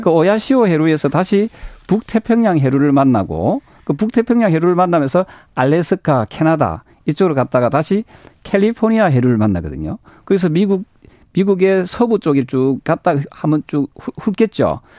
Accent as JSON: {"language": "Korean", "region": "Busan", "country": "South Korea", "tie": "born or raised there", "said": "부산 출신인데도"}